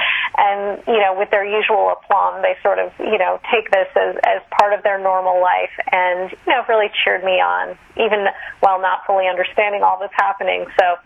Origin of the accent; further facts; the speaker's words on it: Kolkata, West Bengal, India; born there; I was born there, actually, but my parents had been living here in the U.S. in San Francisco.